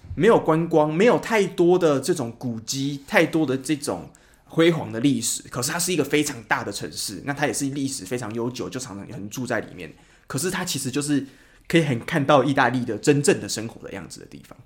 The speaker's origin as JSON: {"language": "Chinese", "country": "Taiwan", "said": "我们，就是台湾人"}